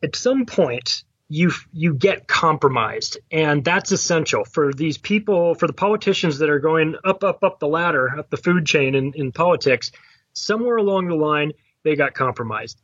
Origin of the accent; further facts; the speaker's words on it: United States; I am an American